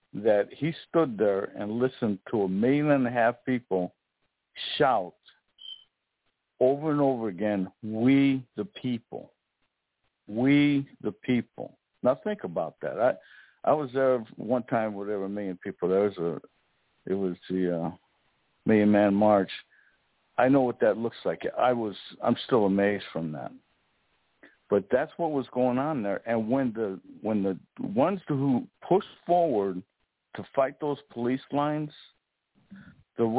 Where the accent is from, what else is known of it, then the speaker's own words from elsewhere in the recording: right outside of Chicago, Indiana, United States; I grew up right outside of Chicago, in basically Chicago, Indiana